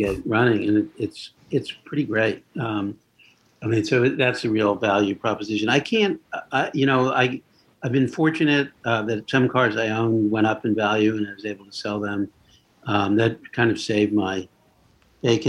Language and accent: English; Leonia, New Jersey, United States; also born or lived in Brooklyn, New York; I was born in Brooklyn, but I grew up in the town of Leonia, New Jersey